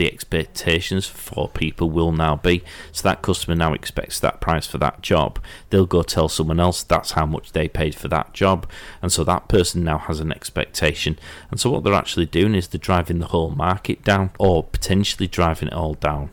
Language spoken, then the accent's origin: English; Yorkshire and the Humber, United Kingdom; because I'm from Yorkshire